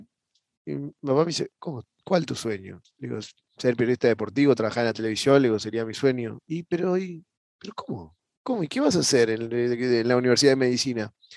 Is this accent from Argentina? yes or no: yes; Buenos Aires, Argentina; yo soy de Buenos Aires, Argentina, y, bueno, desde pequeño